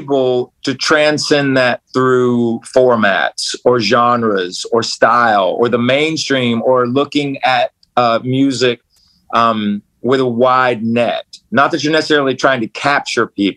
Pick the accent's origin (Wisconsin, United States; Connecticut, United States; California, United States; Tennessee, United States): Tennessee, United States; Knoxville; a band that I was signed to out of my hometown. Because I'm from Knoxville, Tennessee